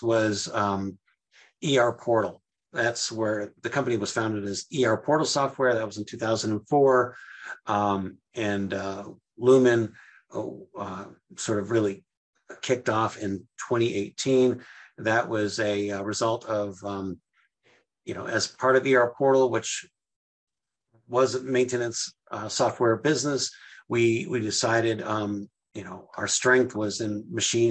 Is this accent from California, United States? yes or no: no; Western Massachusetts, United States; also born or lived in Indiana; I was actually born in Indiana. And also growing up, you know, so I grew up from age 7 on. Yes, I grew up in Massachusetts, but it was Western Mass.